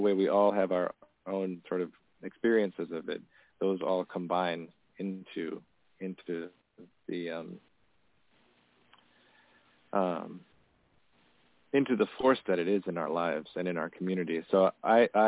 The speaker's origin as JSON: {"language": "English", "country": "Tanzania", "tie": "born or raised there", "moved": "yes", "said": "I grew up in Tanzania, and my dad is from a village in north central Tanzania"}